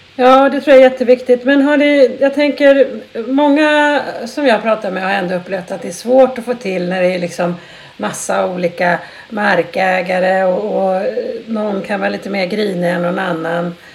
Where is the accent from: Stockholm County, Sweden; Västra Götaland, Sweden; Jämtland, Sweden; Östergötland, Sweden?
Jämtland, Sweden; jag är ju uppvuxen i Jämtland